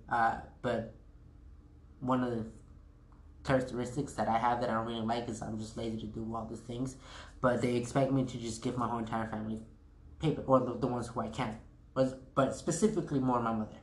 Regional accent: United States; I was actually the first kid to be born here in the United States

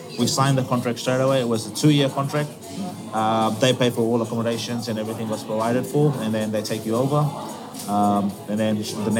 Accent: Lautoka, Western Division, Fiji; moved away as an adult; also born or lived in Washington, D.C.; now in Adelaide, Australia; moved from my hometown, Lautoka, which is in the west of Fiji

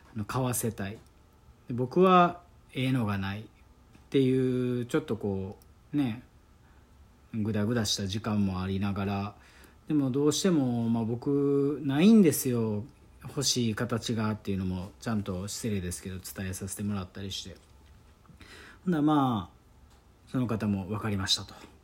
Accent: Osaka, Japan; accent: Kansai dialect; もう大阪出身ですから

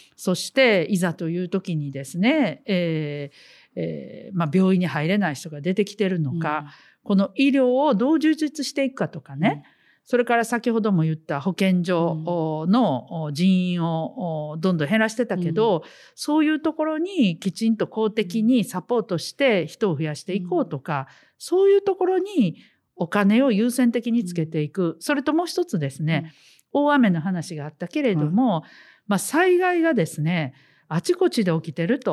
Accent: Osaka, Japan; 私たちはまあ地元大阪ですけどね

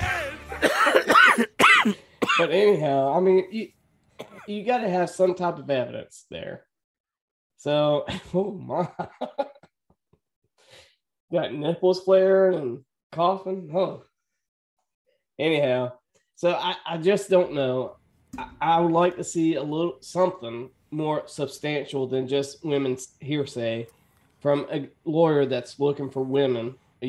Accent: United States; I'm American.

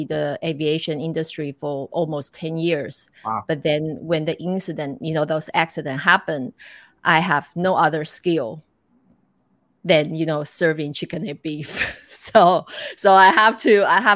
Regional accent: Taiwan; moved away as an adult; also born or lived in Cleveland, United States / Hawaii, United States / Macau / Dubai; I grew up in Taiwan, but then I studied in America

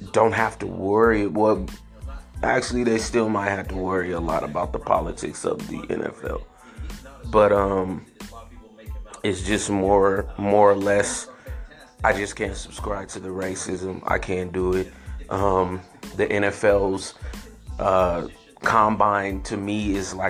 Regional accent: San Francisco, California, United States; I grew up in San Francisco

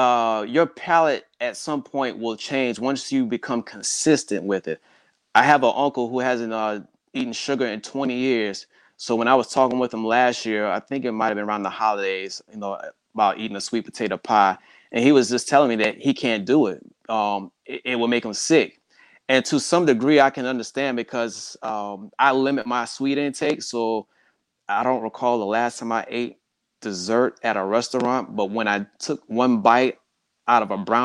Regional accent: the South, United States; And growing up in the South, for the most part, being black, you just weren't going to get the same treatment

